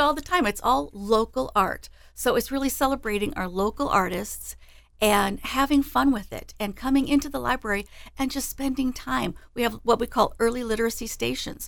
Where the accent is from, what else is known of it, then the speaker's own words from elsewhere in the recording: Des Moines, Iowa, United States; I grew up in Des Moines, and I've been with the library for fifteen years now.